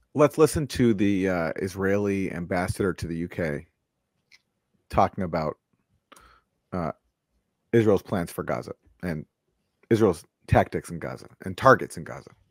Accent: Canada; I'm from Canada

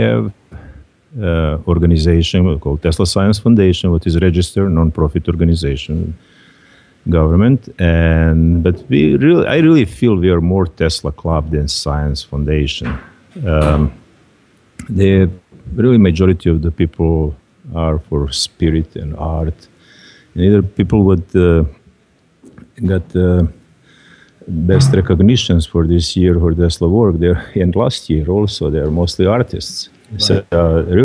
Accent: Croatia; moved away; also born or lived in Lika; I'm Serb from Croatia

